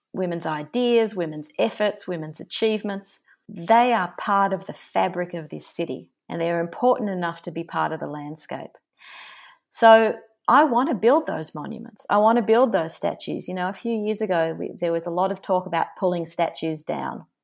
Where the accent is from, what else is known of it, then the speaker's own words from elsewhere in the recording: Melbourne, Victoria, Australia; my hometown of Melbourne